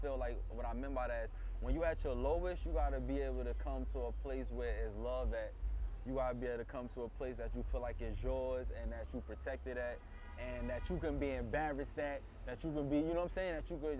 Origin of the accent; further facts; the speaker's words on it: New York City, New York, United States; I'm from Brooklyn